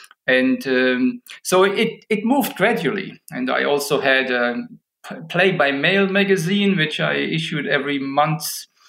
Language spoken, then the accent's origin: English; Illertissen, Bavaria, Germany; I was born in Germany, in Illertissen, in southern Germany, small town.